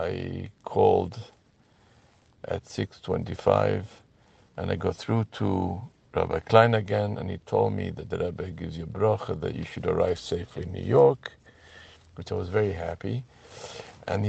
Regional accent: Gibraltar; moved away as an adult; also born or lived in United States; Gibraltar, which is my place of birth

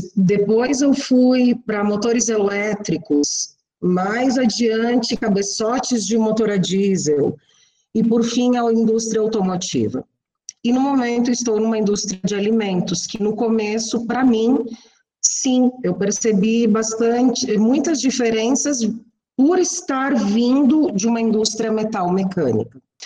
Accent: Coronel Freitas, Santa Catarina, Brazil; born or raised there; moved away as an adult; also born or lived in Chapecó, Brazil / Joinville, Brazil; now in Mexico

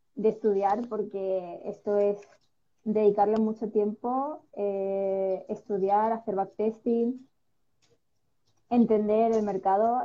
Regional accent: Spain; also born or lived in Sweden; nací en Suecia, pero llevo toda mi vida viviendo aquí en España porque mi padre es español. Y bueno, me he criado aquí básicamente

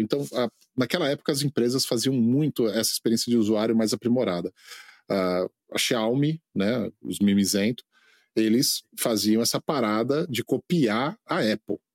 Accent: Brazil; moved away as an adult; also born or lived in India; now in United States; Brasil é minha terra

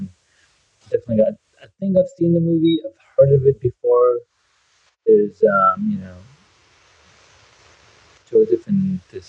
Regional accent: Saudi Arabia; moved away; also born or lived in United States; I grew up in Saudi Arabia and, you know, we had no cinemas, no TV shows, no movies

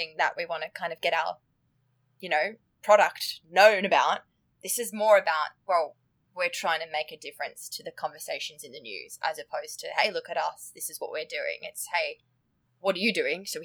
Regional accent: Australia; accent: Australian; moved away as an adult; now in United Kingdom; So obviously my accent gives it away, but I'm Australian

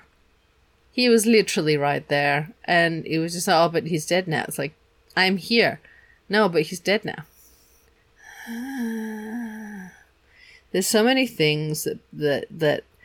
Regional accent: Germany; we grew up in Germany

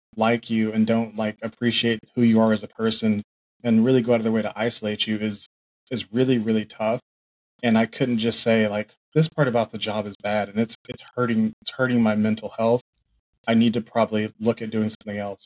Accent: Oklahoma, United States; also born or lived in Tulsa; I grew up in Oklahoma

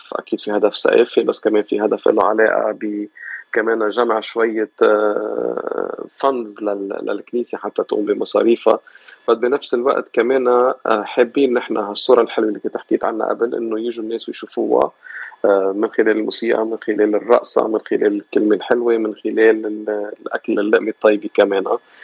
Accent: Lebanon; now in Los Angeles, United States; كلبنانيه آه، بهيدي المنطقه من العالم بامريكا بلوس انجلوس خاصه

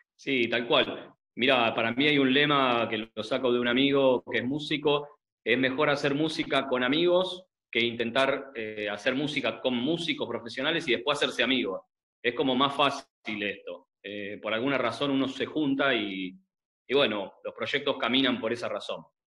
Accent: Buenos Aires, Argentina; como todo adolescente mm, porteño, argentino de los 90

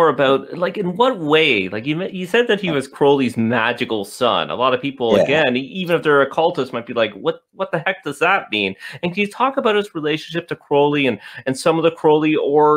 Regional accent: Canada; as a Canadian

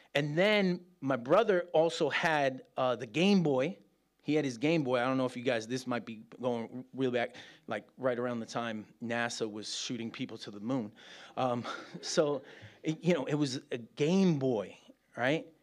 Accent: New York, United States; moved away as an adult; now in Birmingham, United Kingdom; as a New Yorker

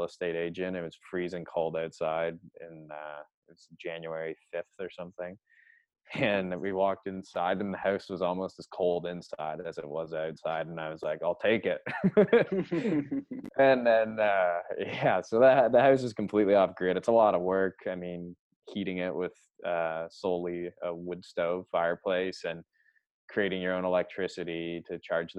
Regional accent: Canada; I love being Canadian.

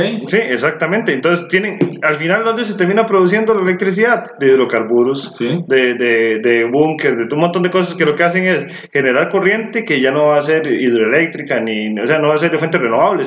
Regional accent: Costa Rica; Somos ticos

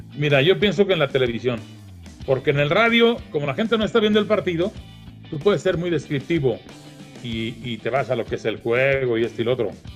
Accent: Iguala, Guerrero, Mexico; moved away; Iguala, de mi pueblo

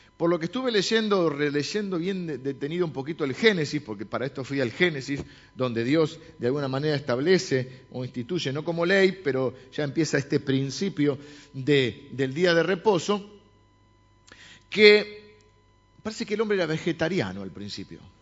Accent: La Plata, Buenos Aires Province, Argentina; yo nací en La Plata, mi hermana también

